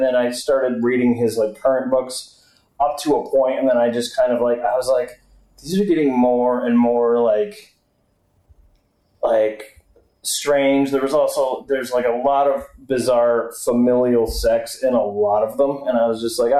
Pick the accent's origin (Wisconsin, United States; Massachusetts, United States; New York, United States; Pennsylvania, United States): Massachusetts, United States; Gloucester; born there; when she found out I was born in Gloucester, she's like, how come you don't have an accent?